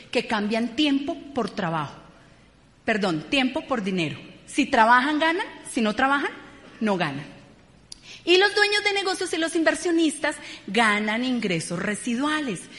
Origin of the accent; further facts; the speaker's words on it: Bogotá, Colombia; Venimos de Ciudad Bolívar, familias muy humildes